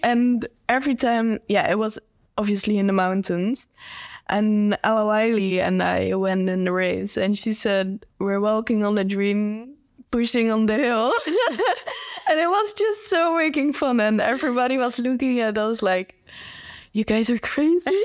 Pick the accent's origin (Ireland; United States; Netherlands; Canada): Netherlands; I'm a cyclist, and, um, I'm from the Netherlands